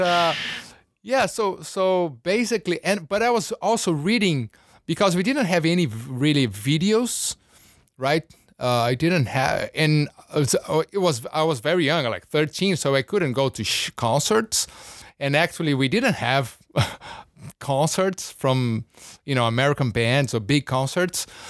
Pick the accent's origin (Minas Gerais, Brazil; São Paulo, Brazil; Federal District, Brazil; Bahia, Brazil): São Paulo, Brazil; moved away; also born or lived in Rio de Janeiro; I was born in Rio, grew up in São Paulo, big city, uh, huge city.